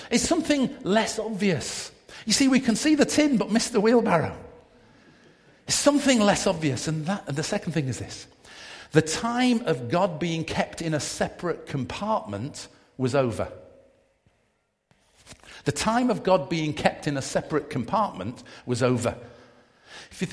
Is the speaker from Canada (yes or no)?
no; Manchester, North West England, United Kingdom; I grew up in Manchester, very multiracial, multi-ethnic background